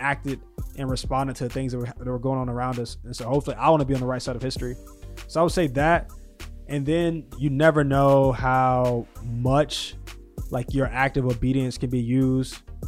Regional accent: Deep South, United States; I'm from the Deep South

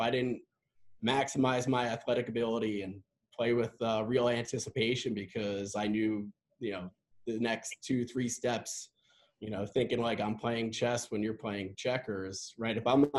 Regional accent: Long Island, New York, United States; also born or lived in North Carolina; Having gone from growing up in Long Island to going to school down in North Carolina to moving out to the Midwest.

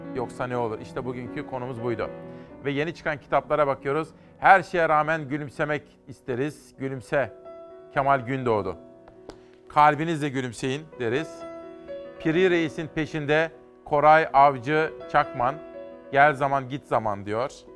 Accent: Simav, Kütahya, Turkey; Ben Kütahya Simavlıyım

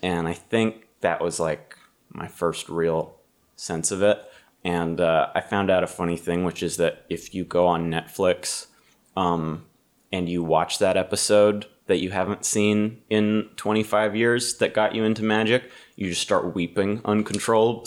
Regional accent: Massachusetts, United States; I'm from Massachusetts

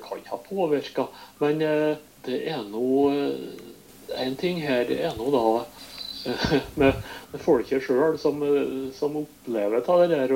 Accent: Sunndal, Møre og Romsdal, Norway; var lærer på hjemplassen min, Sunndal

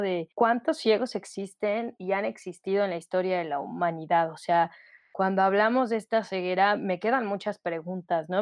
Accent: León, Guanajuato, Mexico; soy de León, Guanajuato.

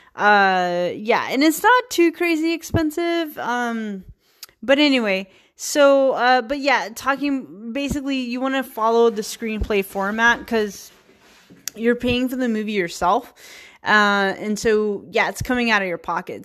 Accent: Virginia, United States; moved away as an adult; also born or lived in Richmond, Virginia; now in San Francisco, United States; I'm a hillbilly from Virginia

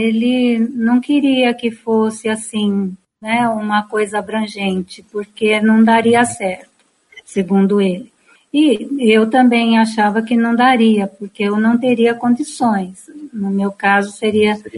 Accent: Piracicaba, São Paulo, Brazil; Eu sou aqui de Piracicaba

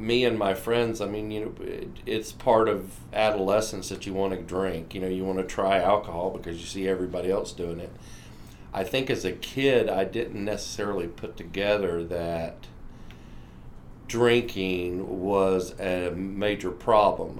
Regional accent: Atlantic Beach, Florida, United States; I am from Atlantic Beach, Florida

